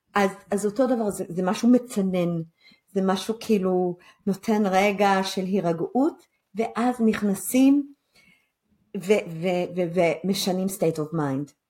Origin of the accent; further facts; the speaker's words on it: Israel; אנחנו כישראלים